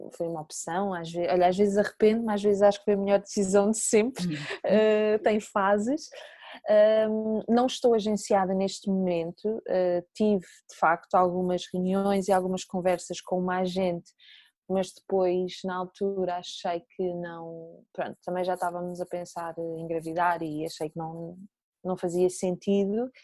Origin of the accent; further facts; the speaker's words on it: Nazaré, Centro, Portugal; moved away as an adult; da minha terra natal, da Nazaré